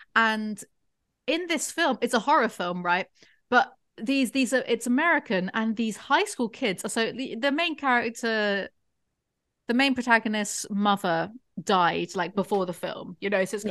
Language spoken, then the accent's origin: English; England, United Kingdom; I am English